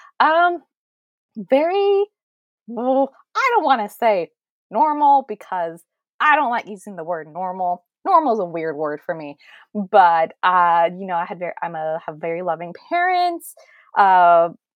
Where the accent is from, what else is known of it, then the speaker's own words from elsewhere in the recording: Fremont, California, United States; I am from Fremont, California, or, you know, the Bay Area